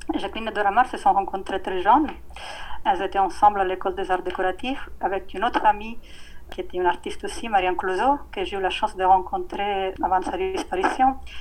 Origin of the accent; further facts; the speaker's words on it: Italy; French is a second language; also born or lived in Paris; Je travaille à l'Académie des Beaux-Arts à Palerme, en Italie, qui est mon pays natal.